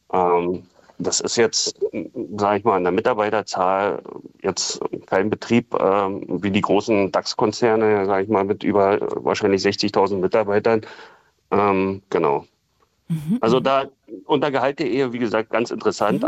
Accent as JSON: {"language": "German", "region": "Saxony", "country": "Germany", "also_born_or_lived": "Berlin", "moved": "yes", "lives_now": "Königs Wusterhausen, Germany", "said": "ja, komme ich aus Sachsen"}